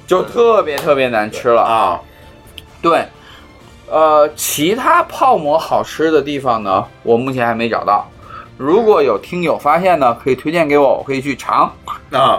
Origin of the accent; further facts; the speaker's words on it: Xi'an, Shaanxi, China; 我虽然从小在西安长大，但是我是在交大那个环境里